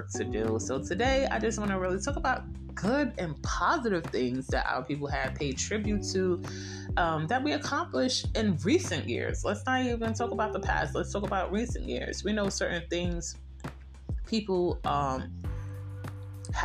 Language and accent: English; United States; I am African American, Black American